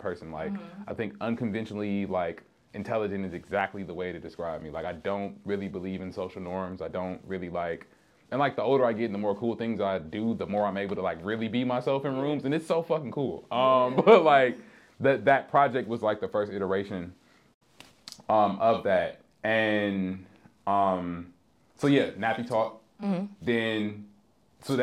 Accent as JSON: {"language": "English", "town": "Chicago", "region": "Illinois", "country": "United States", "said": "I'm a rapper from the South Side of Chicago"}